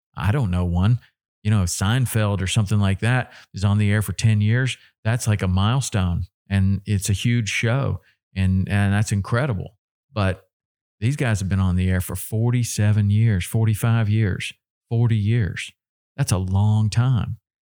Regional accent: Tennessee, United States; I grew up in Tennessee.

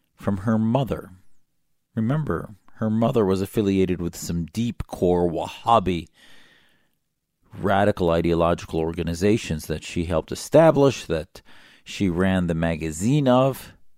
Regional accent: United States; I'm an American Muslim, a patriot

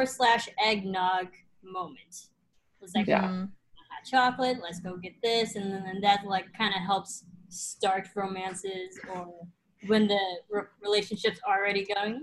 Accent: Midwest, United States; I come from the Midwest. I actually know what snow looks like.

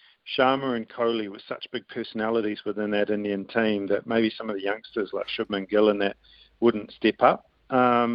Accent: New Zealand

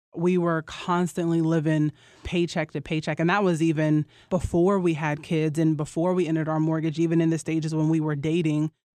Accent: Roanoke, Virginia, United States; I'm from Roanoke, Virginia

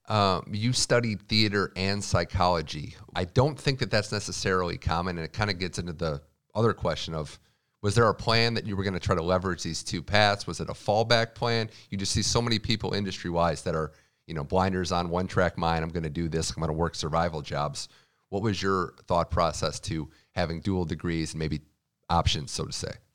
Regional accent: Midwest, United States; I'm from the Midwest

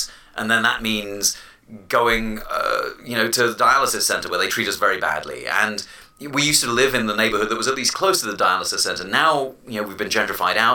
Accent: London, United Kingdom; moved away; I was born and raised in London

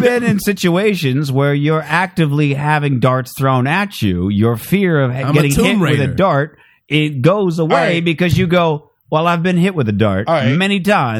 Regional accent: Phoenix, Arizona, United States; I'm from Phoenix.

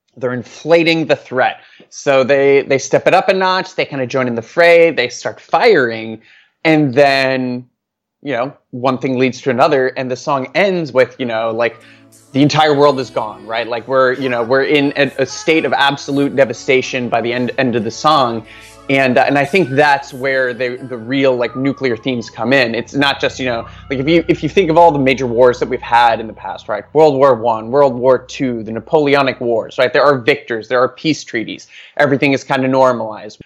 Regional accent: Norway; English is a second language; moved away as an adult; now in Washington, D.C., United States; I'm originally from Norway. Um, I was born there, uh, in nineteen eighty-seven, and, uh, I lived there until, uh, two thousand seven when I moved to the United States

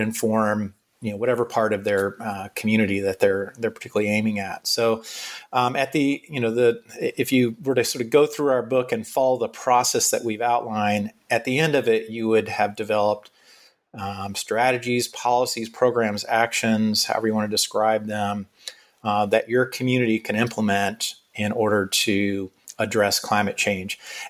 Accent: Florida, United States; Back in my home state of Florida, we're obviously concerned about hurricanes.

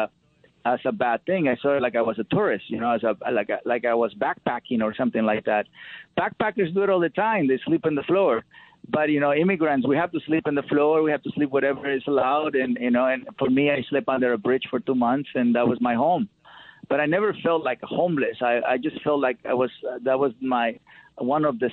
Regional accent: Mexico; now in United States; growing up in Mexico, you know, my family nurtured my connection with animals

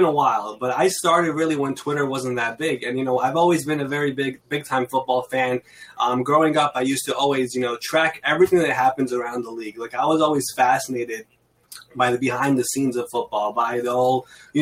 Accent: New York City, New York, United States; I'm from New York. I've been in Queens, New York my entire life, actually.

